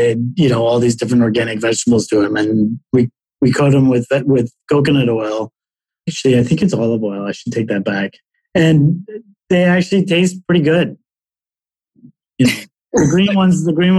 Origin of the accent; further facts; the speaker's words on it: Toronto, Ontario, Canada; moved away as an adult; also born or lived in Chicago / New York; I'm originally from Toronto